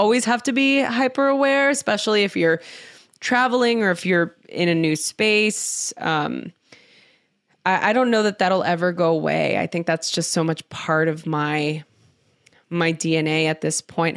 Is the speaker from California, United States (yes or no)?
yes; Los Angeles, California, United States; I grew up in East Los Angeles